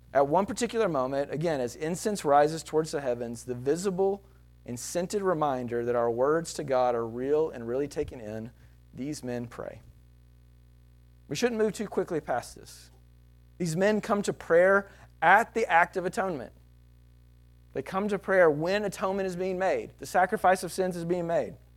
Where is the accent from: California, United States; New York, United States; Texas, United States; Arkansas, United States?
Texas, United States; I'm Texan